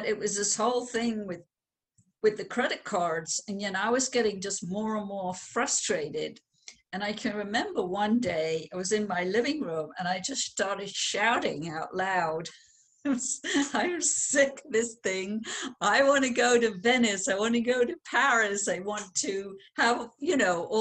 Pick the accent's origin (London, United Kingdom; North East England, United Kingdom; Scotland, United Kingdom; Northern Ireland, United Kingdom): London, United Kingdom; I was born in London, England